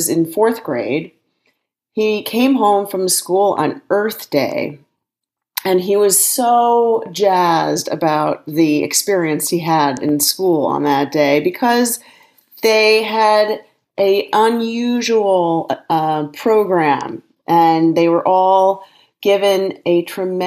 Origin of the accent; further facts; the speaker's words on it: Evanston, Illinois, United States; I, in fact, grew up in Evanston, Illinois